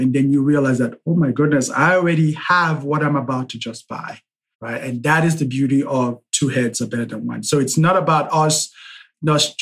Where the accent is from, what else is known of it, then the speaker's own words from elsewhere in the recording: Nigeria; I'm Nigerian.